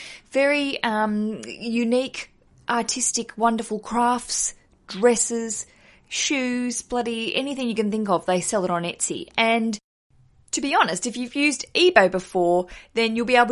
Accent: Australia; moved away as an adult; now in London, United Kingdom; I'm Australian. I live in London

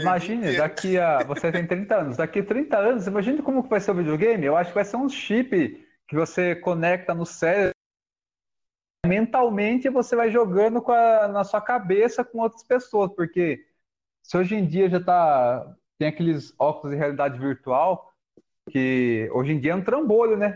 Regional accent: Alumínio, São Paulo, Brazil; moved away; eu morei lá há 15 anos

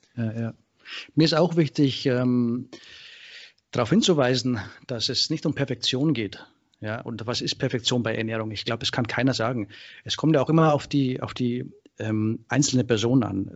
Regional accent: Straubing, Bavaria, Germany; moved away as an adult; now in Thessaloniki, Greece; ich bin ursprünglich aus äh, Bayern, äh, äh, Ecke Straubing, Regensburg und äh, bin 2006 ausgewandert, der Liebe wegen nach Griechenland, äh, Thessaloniki.

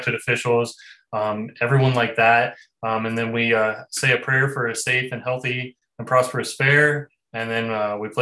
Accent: Richwood, United States; I was born and raised in Richwood, and I've shown in 4-H and FFA

